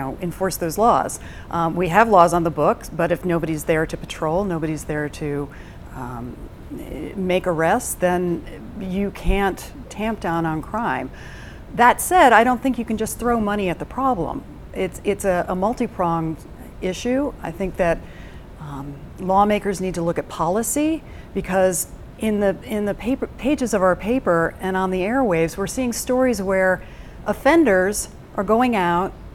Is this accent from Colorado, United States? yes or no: yes; Western Slope, Colorado, United States; moved away as an adult; now in Denver, United States; I am from the Western Slope. I just recently relocated here, and I am a former constituent in Congressional District 3